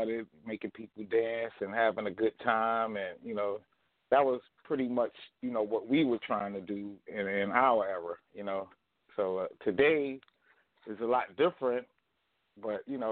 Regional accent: New York City, New York, United States; we came from Harlem, Lincoln Projects

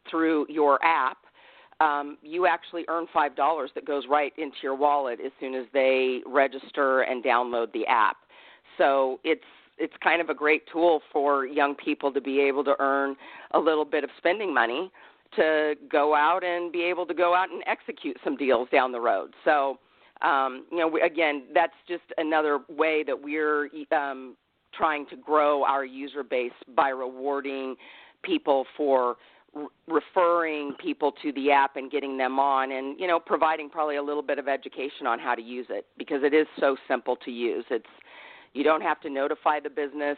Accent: Midwest, United States; now in Los Angeles, United States; I'm from the Midwest

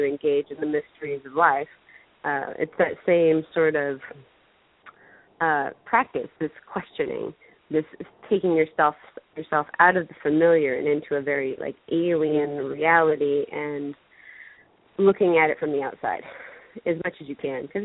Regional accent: Orange County, California, United States; in Orange County where I was growing up

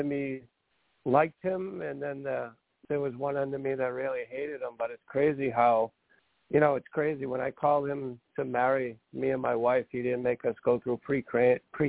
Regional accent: Massachusetts, United States; I'm from Massachusetts

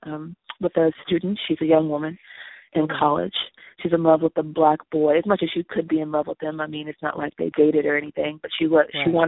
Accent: Los Angeles, California, United States; I'm from Los Angeles

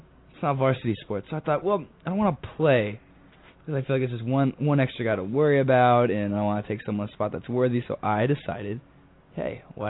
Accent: Dallas, Texas, United States; moved away; I'm being from Dallas.

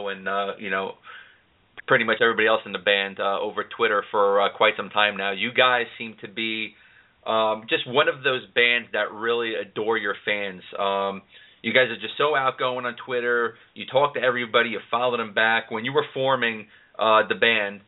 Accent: New York City, New York, United States; moved away; I'm from New York City, so you're playing at my old stomping grounds

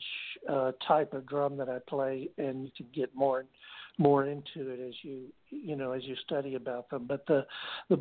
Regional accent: United States; growing up in America

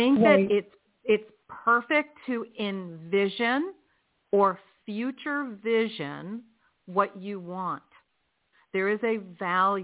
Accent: Philadelphia, Pennsylvania, United States; where I was born in Philadelphia

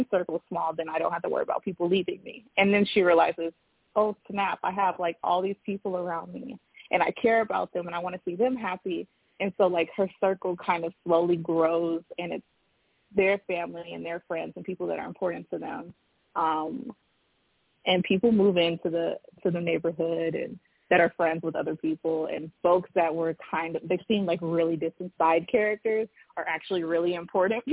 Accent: Los Angeles, California, United States; I am from Los Angeles, which is a big city, but growing up, 10 million people

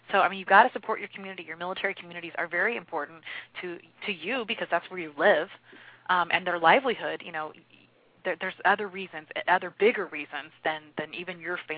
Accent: Midwest, United States; I think the reason we get along really well is because we're both from Midwest

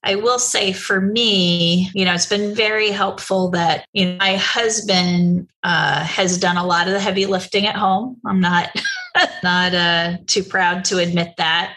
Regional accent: New Jersey, United States; moved away; also born or lived in Boston; I grew up in New Jersey

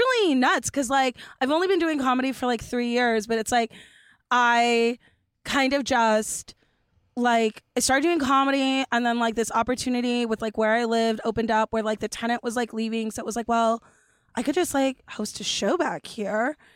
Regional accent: Los Angeles, California, United States; I grew up in Los Angeles

